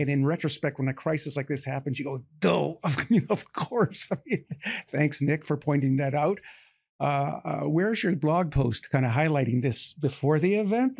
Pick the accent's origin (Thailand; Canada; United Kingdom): Canada; now in United States; I'm Canadian by birth